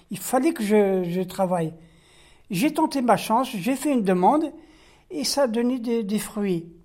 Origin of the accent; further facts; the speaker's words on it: France; born there; je travaille en cuisine. Euh, je suis né en France, de mère française et de père algérien.